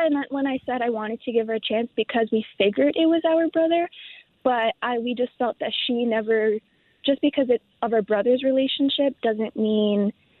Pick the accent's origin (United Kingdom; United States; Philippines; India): India; I'm Indian, so it's, like, proper to come and say hello and give a hug